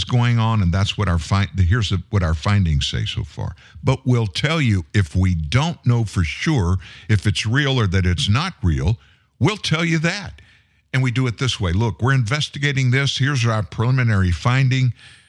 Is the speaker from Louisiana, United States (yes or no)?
yes; Louisiana, United States; accent: South Louisiana; I'm from South Louisiana. I lost my South Louisiana accent years ago when I got in radio.